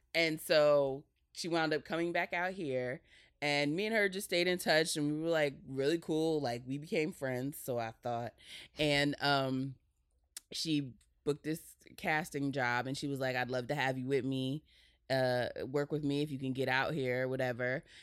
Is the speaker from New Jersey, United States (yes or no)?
yes; New Jersey, United States; I was raised by my mom in Jersey